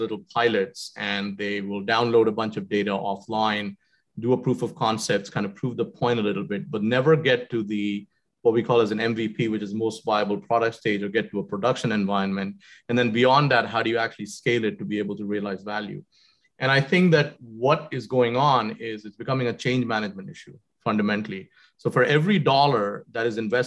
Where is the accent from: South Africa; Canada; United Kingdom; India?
India; Jamshedpur, Jharkhand; also born or lived in Srinagar, Kashmir; I grew up in Jamshedpur. I was born in Srinagar in Kashmir